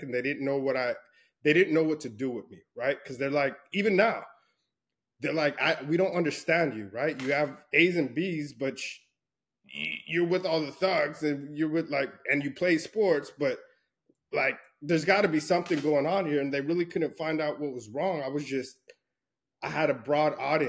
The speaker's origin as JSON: {"language": "English", "town": "El Paso", "region": "Texas", "country": "United States", "tie": "born or raised there", "said": "I grew up in Fort Bliss in El Paso, Texas, West Texas"}